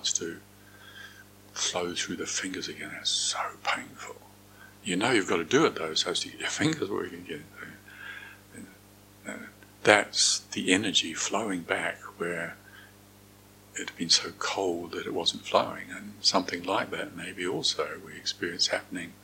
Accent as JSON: {"language": "English", "area": "Moranville", "region": "North Island", "country": "New Zealand", "tie": "born or raised there", "said": "I was growing up in Moranville, a small rural town in the North Island of New Zealand"}